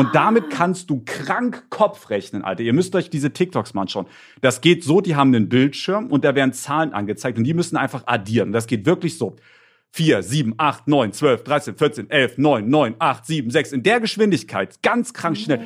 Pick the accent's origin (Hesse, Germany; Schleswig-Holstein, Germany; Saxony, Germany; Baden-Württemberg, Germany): Saxony, Germany; near Leipzig; Ich bin ja in der Nähe von Leipzig zur Schule gegangen